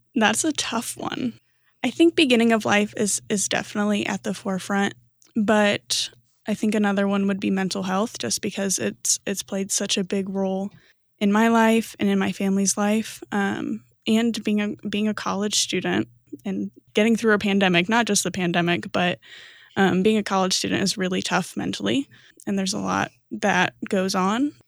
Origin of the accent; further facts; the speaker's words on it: Fort Wayne, Indiana, United States; moved away; also born or lived in Chicago, Illinois; I'm originally from Fort Wayne, Indiana.